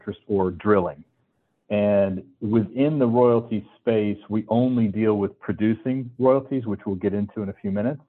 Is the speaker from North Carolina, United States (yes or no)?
yes; North Carolina, United States; originally I'm from North Carolina where, you know, there's no oil and gas